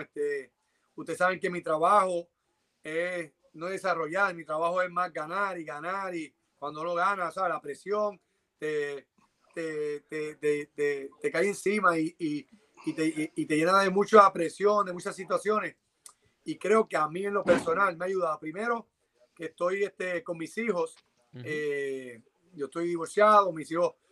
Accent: Puerto Rico; Yo llegué, como puertorriqueño

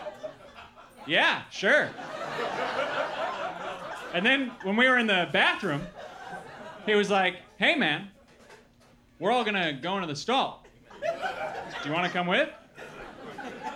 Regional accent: Milwaukee, Wisconsin, United States; moved away; also born or lived in Los Angeles; I grew up in Milwaukee, Wisconsin

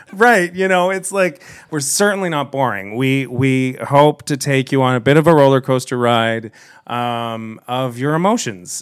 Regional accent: Kitchener, Ontario, Canada; I grew up here in Kitchener

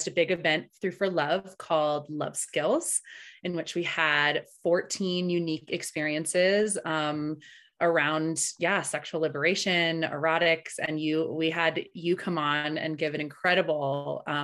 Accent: Tahoe, California, United States; first language Spanish; also born or lived in Berkeley, California; I was born in Berkeley, Ohlone land, and I currently live in Tahoe, which is Washishu or Washo land, and have lived here most of my life

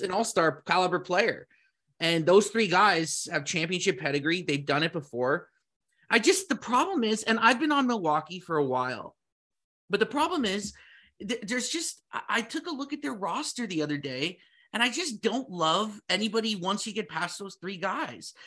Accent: Toronto, Ontario, Canada; we're from Toronto

